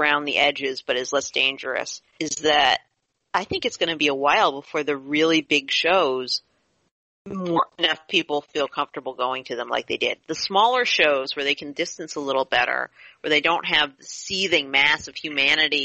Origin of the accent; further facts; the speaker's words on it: near Monroeville, Pennsylvania, United States; Monroeville, Pennsylvania, not that far from my hometown